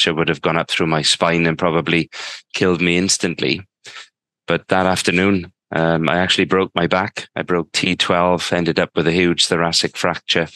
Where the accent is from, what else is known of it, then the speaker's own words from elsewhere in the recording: South Wales, United Kingdom; Born and bred in South Wales in the United Kingdom